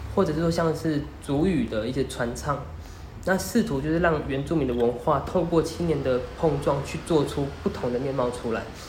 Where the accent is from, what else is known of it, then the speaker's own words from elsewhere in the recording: Renli tribal village, Hualien County, Taiwan; 人力部落它其实是我从小生长的一个环境，也就是我的家乡，我在人力部落长大。那我是长大后回到花莲